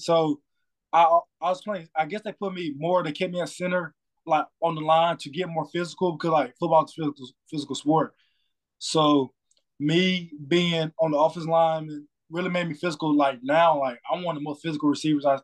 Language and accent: English; Bowman, Georgia, United States; I'm from Bowman, Georgia, but I go to school in Hart County